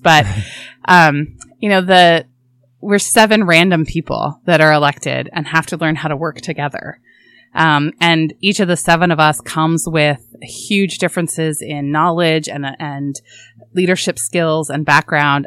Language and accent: English; Oregon, United States; I grew up in Oregon